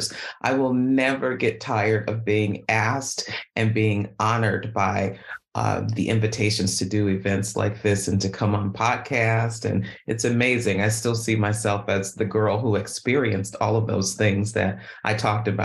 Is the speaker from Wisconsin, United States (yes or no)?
yes; Milwaukee, Wisconsin, United States; I was born and raised in Milwaukee, Wisconsin